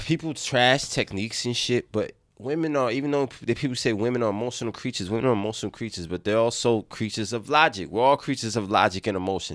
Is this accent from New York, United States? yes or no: yes; New York City, New York, United States; I grew up in the Bronx